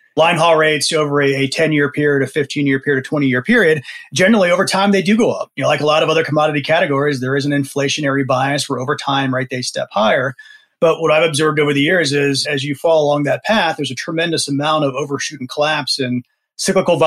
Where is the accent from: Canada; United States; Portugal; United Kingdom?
United States; D.C., East Coast; I grew up on the East Coast, right outside of Washington, D.C.